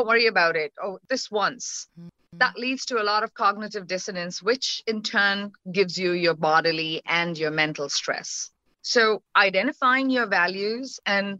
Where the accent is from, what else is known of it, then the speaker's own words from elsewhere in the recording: India; moved away; So I'm Indian by origin, right? And as a woman or as a girl child growing up in the country